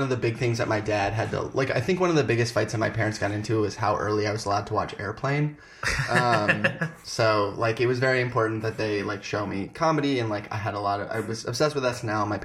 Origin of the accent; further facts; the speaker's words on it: New York City, New York, United States; I'm originally from New York, so I was actually born in NYU Hospital